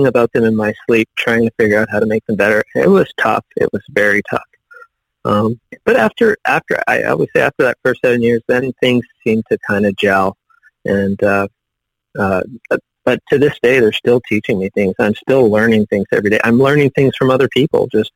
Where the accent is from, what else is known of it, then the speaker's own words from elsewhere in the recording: Northern Ontario, Canada; moved away as an adult; now in United States; I actually grew up in Northern Ontario, but as far north as you could go by road.